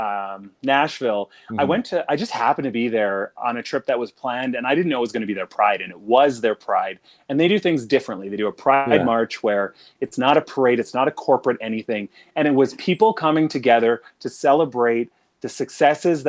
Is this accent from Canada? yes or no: yes; Regina, Saskatchewan, Canada; I'm from Saskatchewan and from Regina